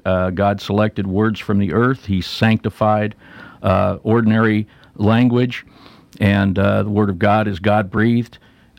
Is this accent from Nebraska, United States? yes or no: yes; Omaha, Nebraska, United States; I'm from Omaha. I'm a native Omahan. I'm 52 years old.